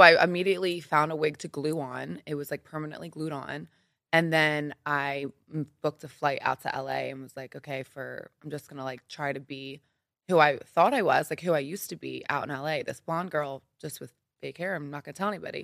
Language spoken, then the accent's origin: English; Philadelphia, Pennsylvania, United States; moved away as an adult; also born or lived in New York; now in Los Angeles, United States; I am from Philly, Pennsylvania, so the East Coast.